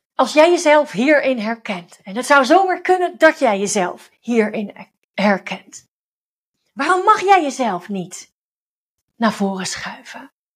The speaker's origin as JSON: {"language": "Dutch", "region": "Overijssel", "country": "Netherlands", "moved": "yes", "lives_now": "Het Gooi, Netherlands", "said": "ik kom zelf uit Overijssel"}